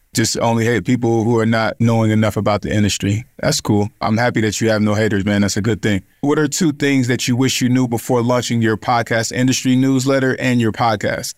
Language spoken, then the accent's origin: English; West Coast, United States; especially as a young black male and growing up in America